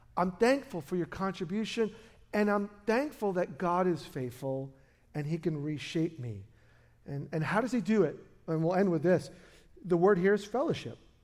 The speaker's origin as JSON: {"language": "English", "town": "New York City", "region": "New York", "country": "United States", "tie": "born or raised there", "moved": "yes", "lives_now": "Portland, United States", "said": "we were born in the same hospital in, in Brooklyn"}